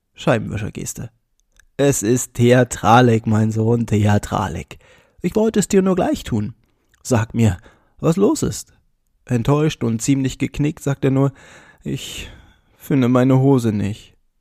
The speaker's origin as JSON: {"language": "German", "town": "Bernburg", "region": "Saxony-Anhalt", "country": "Germany", "tie": "born or raised there", "said": "Bernburg ist meine Heimat"}